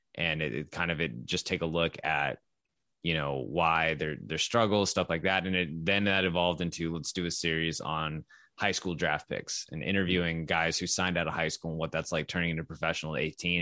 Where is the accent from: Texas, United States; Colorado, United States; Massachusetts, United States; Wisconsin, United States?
Texas, United States; I grew up in Texas, or I moved to Texas when I was eleven